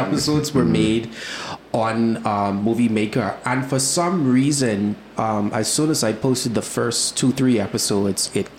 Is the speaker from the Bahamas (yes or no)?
yes; Nassau, New Providence, Bahamas; I was born here in Nassau